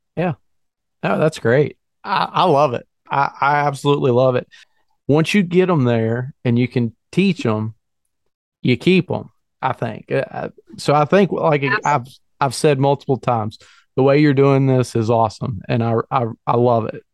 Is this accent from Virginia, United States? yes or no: yes; Virginia, United States; moved away; also born or lived in northern Pennsylvania; I'm, I'm born and raised in Virginia and I, I work in northern Pennsylvania